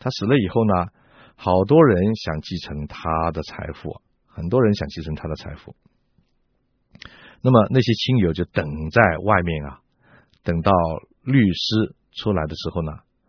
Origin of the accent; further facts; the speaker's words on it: China; 我们中国人也有这样的说法啊。